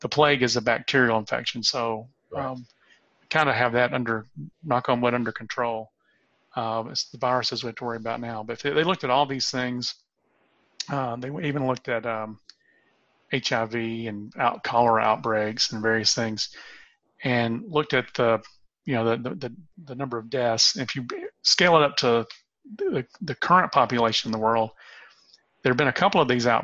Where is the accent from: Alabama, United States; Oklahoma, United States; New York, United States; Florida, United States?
Alabama, United States; Gadsden; now in Tennessee, United States; I was born at the what was then the Holy Name of Jesus Hospital in Gadsden, Alabama